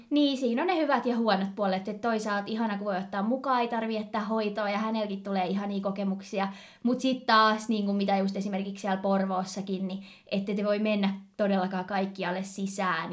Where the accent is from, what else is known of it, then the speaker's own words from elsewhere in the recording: Turku, Southwest Finland, Finland; also born or lived in Kouvola; Me ollaan itse asiassa ää, ihan pienenä asuttu Kouvolassa ja sieltä niinku ihan alun perin kotoisin. Vaikka kyllä me molemmat varmaan lasketaan itsemme turkulaiseksi